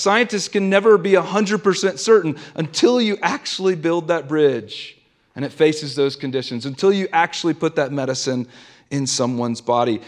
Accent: the South, United States; now in Denver, United States; I grew up in the South, and I grew up going to a Southern Baptist church every single Sunday

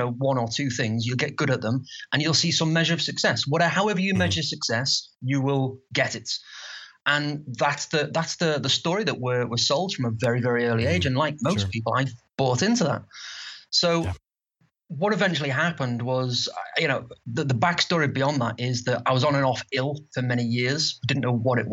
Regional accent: Liverpool, North West England, United Kingdom; accent: Liverpool; I'm from the UK, if you can't tell from my slight accent.

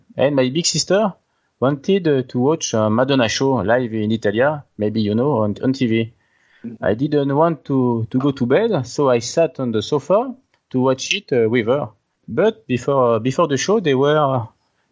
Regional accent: Nancy, Grand Est, France; English is a second language; I was born in Nancy, in the French Alps, in 1979, and I grew up in the same area.

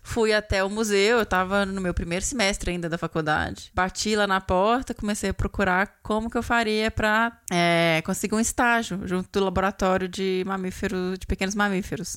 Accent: Belo Horizonte, Minas Gerais, Brazil; also born or lived in Campo Grande; eu sou mineira, né? De Belo Horizonte, fui criada em Belo Horizonte

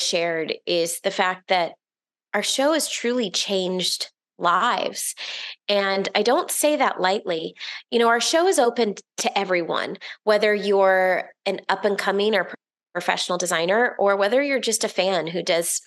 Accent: Orlando, Florida, United States; I grew up in Orlando, Florida

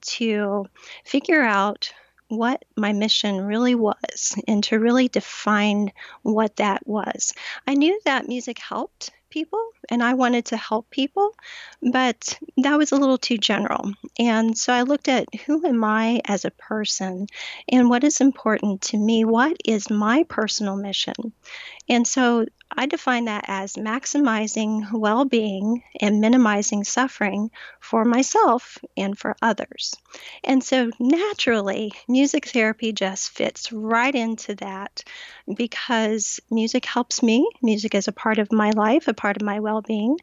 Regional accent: Pensacola, Florida, United States; now in St. Petersburg, United States; born and raised in Florida

